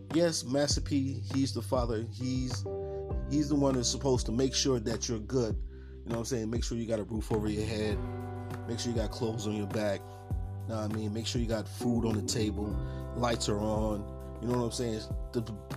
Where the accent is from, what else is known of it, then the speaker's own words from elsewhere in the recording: Buffalo, New York, United States; Growing up in Buffalo, New York, east side of Buffalo in the 80s and 90s